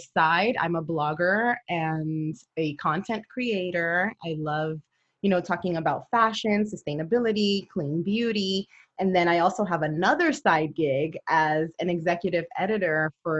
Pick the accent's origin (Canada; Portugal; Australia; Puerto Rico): Puerto Rico; moved away as an adult; also born or lived in Brooklyn, New York; now in San Antonio, United States; I was born in New York. I'm a Brooklyn girl. And when I was about, I guess, 9 or 10, I moved to Puerto Rico